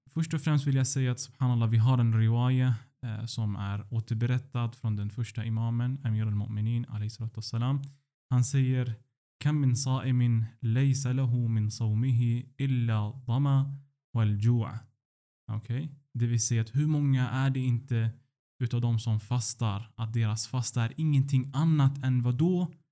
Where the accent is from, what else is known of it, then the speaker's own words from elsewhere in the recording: Sweden; Att jag är född och uppvuxen eh, i Sverige.